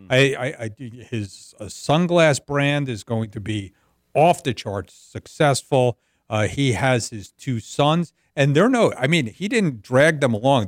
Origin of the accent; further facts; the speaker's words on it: New Jersey, United States; I'm from the Northeast. I'm from New Jersey.